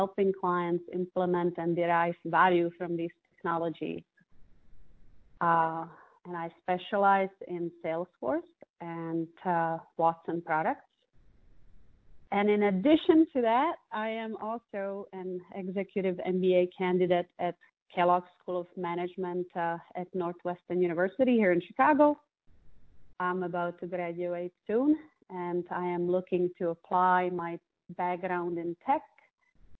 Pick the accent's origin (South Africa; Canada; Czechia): Czechia; Prague; first language Czech; English is a second language; moved away as an adult; also born or lived in London / France; now in United States; I was born and I grew up in Prague in the Czech Republic.